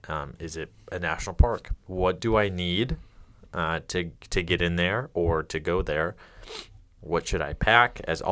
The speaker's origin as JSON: {"language": "English", "town": "Detroit", "region": "Michigan", "country": "United States", "said": "I'm from Detroit."}